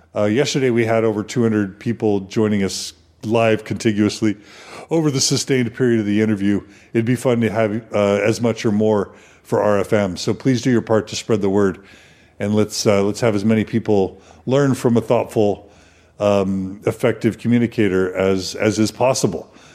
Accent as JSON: {"language": "English", "town": "Houston", "region": "Texas", "country": "United States", "tie": "born or raised there", "said": "I grew up in Houston"}